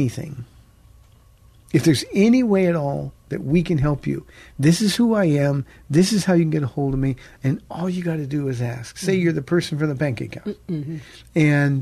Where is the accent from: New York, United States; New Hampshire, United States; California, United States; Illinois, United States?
California, United States; Pomona; moved away as an adult; now in San Antonio, United States; we've been here almost 28 years, but we came from Southern California. And he said, where? And I said, Pomona.